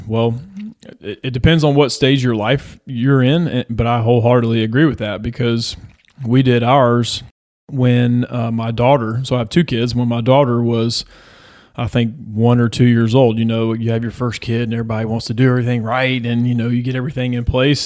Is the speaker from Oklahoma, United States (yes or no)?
no; Georgia, United States; I'm from Georgia